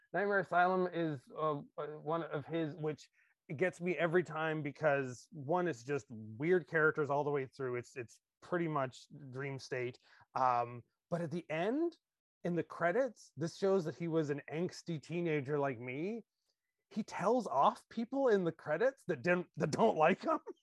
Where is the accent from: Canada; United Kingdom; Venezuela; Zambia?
Canada; as a Canadian